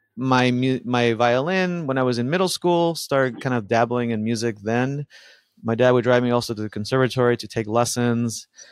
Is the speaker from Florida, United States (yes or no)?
yes; Miami, Florida, United States; English is a second language; also born or lived in Buenos Aires, Argentina; now in Los Angeles, United States; We moved to Miami and uh, grew up in that neighborhood.